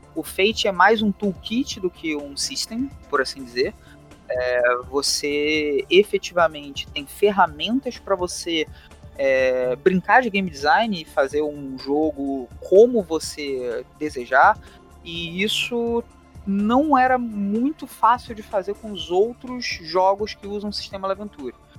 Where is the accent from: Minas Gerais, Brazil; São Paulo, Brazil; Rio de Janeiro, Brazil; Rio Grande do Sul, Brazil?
Rio de Janeiro, Brazil; accent: carioca; eu leciono na, na rede estadual aqui no Rio de Janeiro. Meu sotaque não permite negar esse chiado